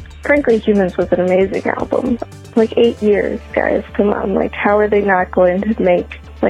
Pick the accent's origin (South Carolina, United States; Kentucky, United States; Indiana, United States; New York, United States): New York, United States; Buffalo; I'm from Buffalo, New York.